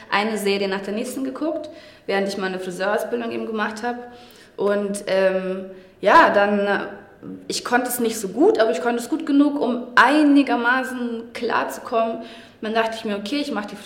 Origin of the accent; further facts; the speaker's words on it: Bavaria, Germany; Naja, also ich bin im Dorf aufgewachsen mhm. als äh, dunkelhäutiges Mädchen